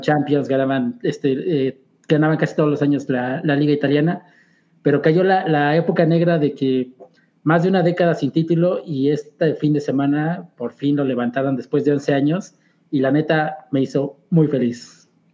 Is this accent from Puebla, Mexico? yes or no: yes; Puebla, Mexico; crecí acá en Puebla